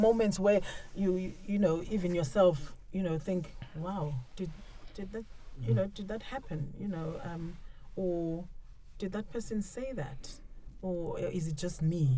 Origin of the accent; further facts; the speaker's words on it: Cape Town, Western Cape, South Africa; I'm South African. I'm from Cape Town